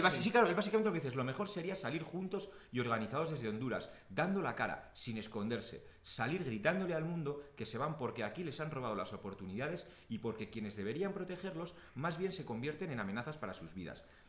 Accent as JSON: {"language": "Spanish", "town": "Pamplona", "region": "Navarre", "country": "Spain", "said": "Yo soy vasco, yo soy del País Vasco, de Pamplona."}